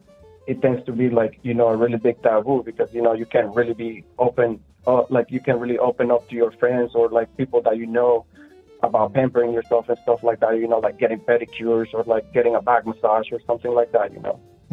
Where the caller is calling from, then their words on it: Orlando, Florida, United States; Well, I'm calling from my bathtub in Orlando.